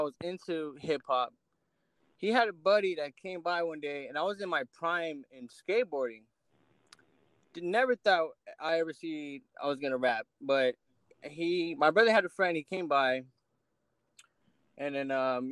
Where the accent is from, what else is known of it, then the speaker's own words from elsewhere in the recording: Riverside, California, United States; I'm from Riverside, California. Literally born and raised, so I love my city